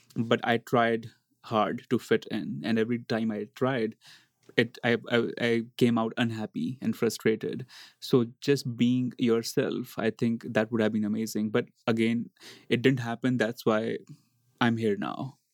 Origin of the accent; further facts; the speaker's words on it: India; moved away as an adult; Growing up in India